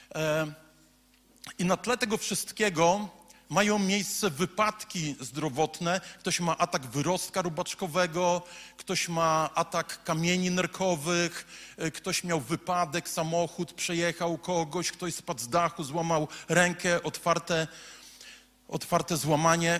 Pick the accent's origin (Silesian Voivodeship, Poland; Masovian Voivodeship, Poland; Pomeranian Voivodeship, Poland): Pomeranian Voivodeship, Poland; Słupsk; Jestem facetem ze Słupska, z ulicy Piekiełko